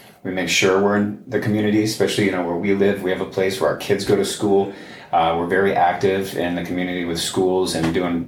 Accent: Chicopee, Massachusetts, United States; my hometown in Chicopee, Massachusetts

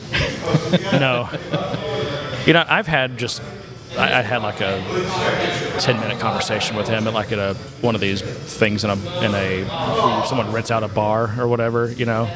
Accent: Frisco, Texas, United States; I'm from Frisco, Texas

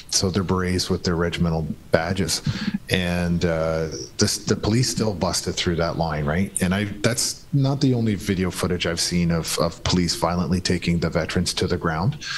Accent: Canada; his presence was really irrelevant to me as a Canadian.

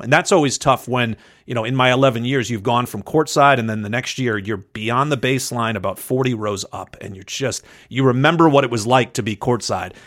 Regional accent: Western Massachusetts, United States; moved away as an adult; also born or lived in Southern California / Vermont; I grew up in Western Massachusetts

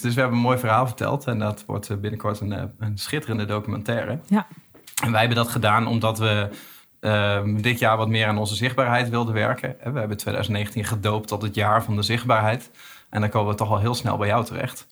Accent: East Groningen, Netherlands; ik kom uit Oost-Groningen

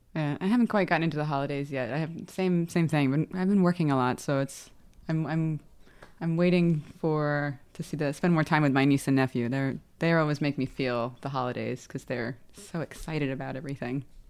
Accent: New York, United States; both my mother and father are Welsh, and we were all born here, so I'm American.

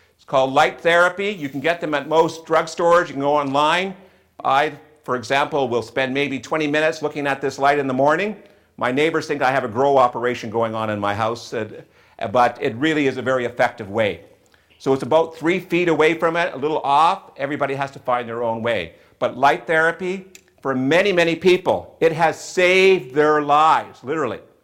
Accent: Western Canada, Canada; also born or lived in southwestern Ontario; now in Ontario, Canada; I grew up in Western Canada where we had a lot more bright sunshine than we did here in southwestern Ontario

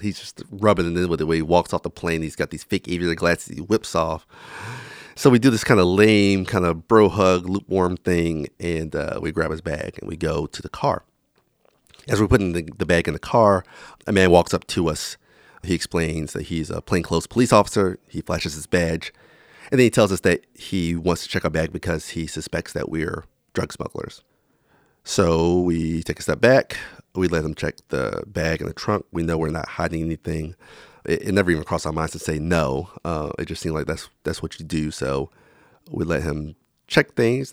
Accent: Florence, South Carolina, United States; moved away; my hometown of Florence, South Carolina

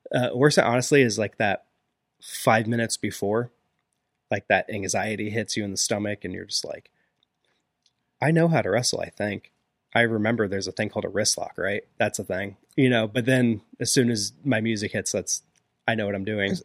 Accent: Springfield, Illinois, United States; moved away as an adult; now in Pittsburgh, United States; I'm originally from Springfield, Illinois.

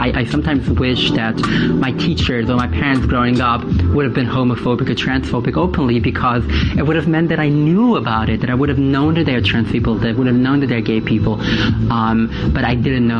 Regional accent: New York City, New York, United States; I grew up in Williamsburg in Brooklyn, New York. I was raised as my parents' first son.

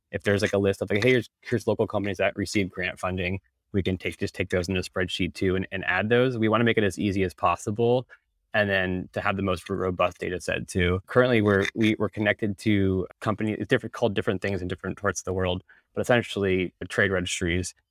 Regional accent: Northern Virginia, United States; moved away as an adult; also born or lived in Arlington, Virginia; now in Amsterdam, Netherlands; I'm from Northern Virginia originally, I was living in Arlington at the time, currently actually live in Europe in, in Amsterdam

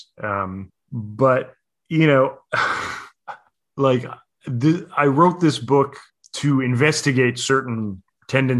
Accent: United States; now in New York, United States; as an American, you know, living in New York

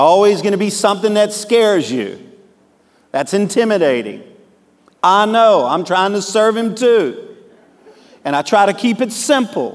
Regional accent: Cajun, Louisiana, United States; I'm a Cajun

